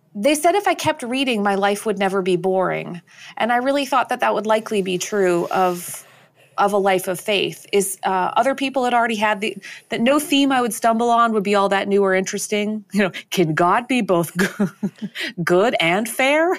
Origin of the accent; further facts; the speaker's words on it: Canada; as a Canadian